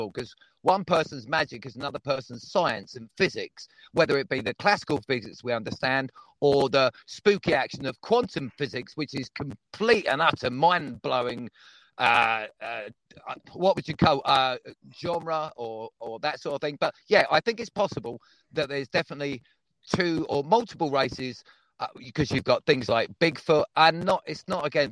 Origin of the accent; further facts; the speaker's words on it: Devon, South West England, United Kingdom; I was born in Devon, but I am from Earth